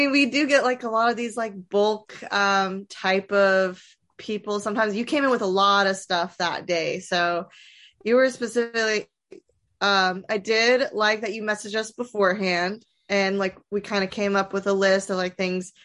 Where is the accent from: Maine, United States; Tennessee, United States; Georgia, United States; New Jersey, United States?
Tennessee, United States; Nashville; I'm from Nashville, born and raised.